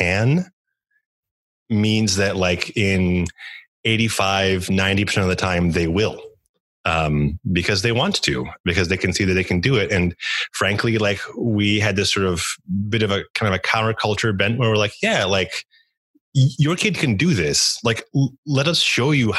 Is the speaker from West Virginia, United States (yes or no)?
no; Chicago, Illinois, United States; also born or lived in Poland / Montreal / New York City / Japan; I grew up in and around Chicago, although I was born out of the country in Poland.